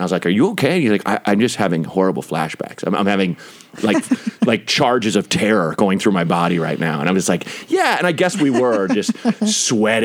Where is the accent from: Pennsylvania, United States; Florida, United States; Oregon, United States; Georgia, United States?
Oregon, United States; Portland; I grew up in Portland, Oregon